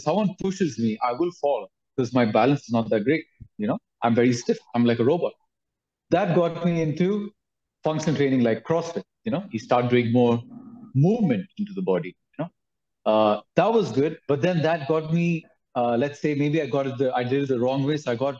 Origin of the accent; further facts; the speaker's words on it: Dubai, United Arab Emirates; I was born in Dubai, studied there and everything in Dubai. Did my schooling there. So it's a very metropolitan city, really cool.